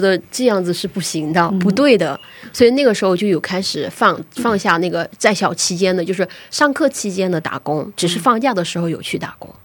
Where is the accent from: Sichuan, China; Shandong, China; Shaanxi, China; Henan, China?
Shandong, China; moved away as an adult; now in South Korea; 我家乡是山东省